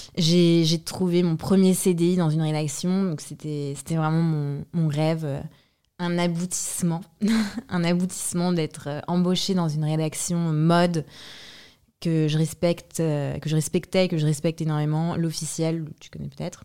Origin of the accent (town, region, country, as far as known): France; born or raised there; also born or lived in Brașov, Romania; now in Paris, France